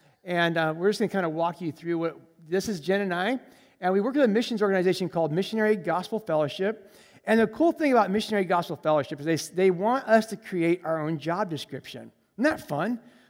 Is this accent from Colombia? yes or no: yes; Colombia; I grew up in Colombia, South America as a missionary kid. And so I speak Spanish fluently, and that's a whole another story of being a missionary kid in Colombia. But I grew up in Colombia, and so I have exposure and traveling in Latin America.